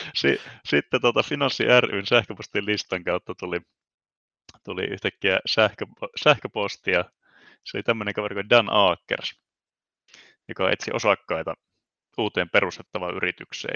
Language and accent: Finnish; Ii, North Ostrobothnia, Finland; also born or lived in Oulu; Iistä olen itse asiassa kotoisin, elikkä tuon Oulun pohjoispuolelta